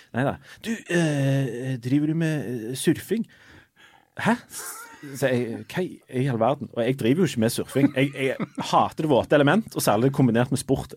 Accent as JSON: {"language": "Norwegian", "country": "Norway", "said": "jeg er fra Norge"}